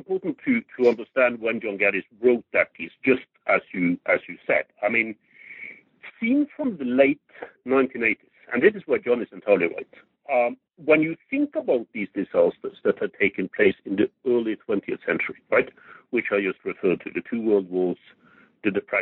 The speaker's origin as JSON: {"language": "English", "country": "Norway", "tie": "born or raised there", "said": "I grew up in Norway in the 1960s"}